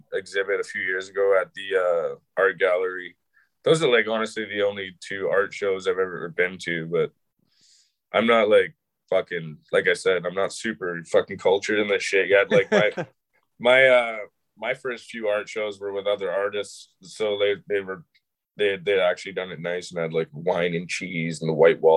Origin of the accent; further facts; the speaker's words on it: Calgary, Alberta, Canada; I grew up in Calgary